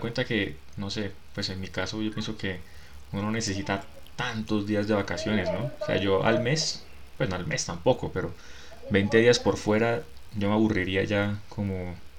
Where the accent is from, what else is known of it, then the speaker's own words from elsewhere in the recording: Barrancabermeja, Santander, Colombia; moved away as an adult; now in Bogotá, Colombia; en Barranca, yo prácticamente que ni salí de Santander cuando vivía allá